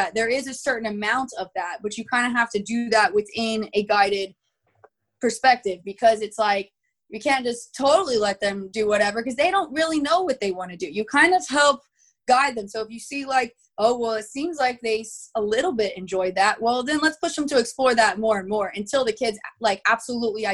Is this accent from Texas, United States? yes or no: yes; Texas, United States; I'm from Texas